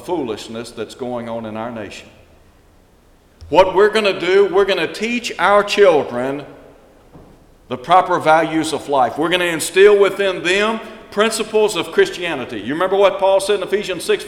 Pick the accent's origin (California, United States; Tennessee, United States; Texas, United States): Tennessee, United States; Chattanooga; when I was a child growing up in Chattanooga, Tennessee